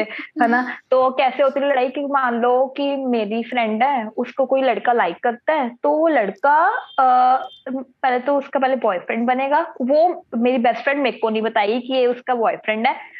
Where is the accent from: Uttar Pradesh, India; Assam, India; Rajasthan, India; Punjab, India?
Punjab, India; Patiala; तो मैं तो पटियाला से हूँ